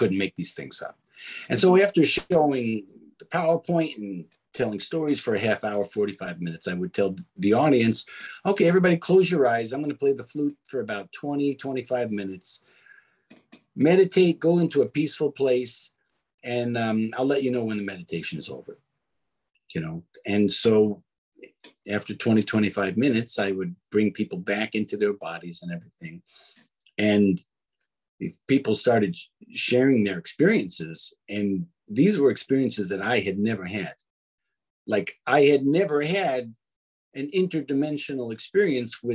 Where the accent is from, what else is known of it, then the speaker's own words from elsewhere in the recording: New York City, New York, United States; growing up in Brooklyn